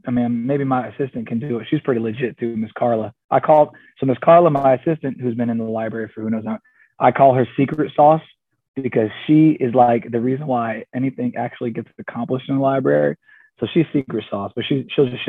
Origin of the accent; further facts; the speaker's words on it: Georgia, United States; I wasn't born, but I was raised in Georgia